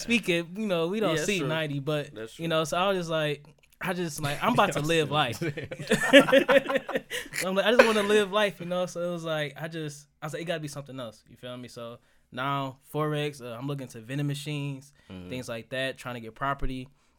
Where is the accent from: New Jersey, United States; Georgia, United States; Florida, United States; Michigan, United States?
Michigan, United States; Detroit; You know, I'm from the east side of Detroit. You know, I'm from Marang, it's 7 miles. They ain't teaching none of that over there.